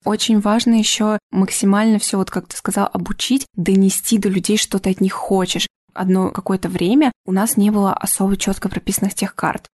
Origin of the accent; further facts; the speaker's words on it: Orenburg Oblast, Russia; now in Moscow, Russia; я не из Москвы, я из э, Оренбургской области